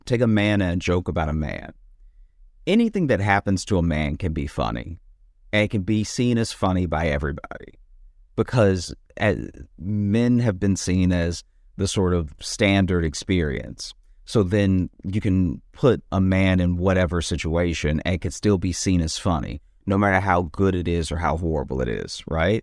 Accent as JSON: {"language": "English", "region": "the South", "country": "United States", "tie": "born or raised there", "said": "growing up in the South as a, as a black person, especially a black person that gets into comedy"}